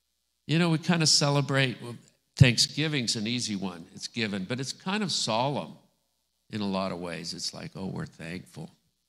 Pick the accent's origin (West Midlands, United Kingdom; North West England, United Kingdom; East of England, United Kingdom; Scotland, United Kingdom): Scotland, United Kingdom; I'm Scottish.